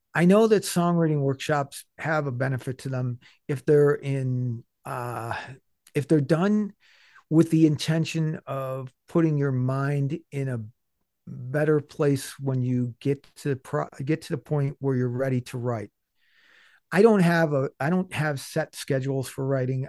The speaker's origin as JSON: {"language": "English", "town": "Buffalo", "region": "New York", "country": "United States", "tie": "born or raised there", "said": "I'm from Buffalo"}